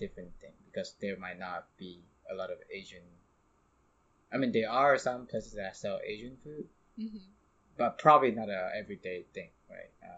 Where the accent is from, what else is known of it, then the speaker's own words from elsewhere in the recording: Indonesia; moved away; I'm from Indonesia